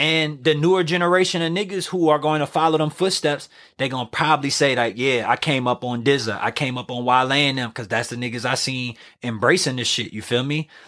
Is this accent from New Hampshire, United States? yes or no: no; New Orleans, Louisiana, United States; I'm doing it from New Orleans